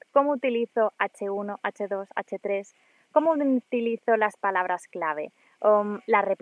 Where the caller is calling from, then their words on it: Mallorca, Balearic Islands, Spain; Hola, hola … de Mallorca